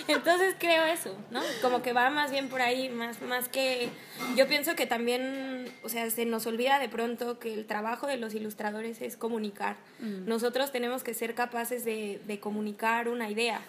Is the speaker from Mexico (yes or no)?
yes; Mexico; En México tenemos eh, materias obligatorias y materias optativas, que nosotros los dos estudiamos en la UNAM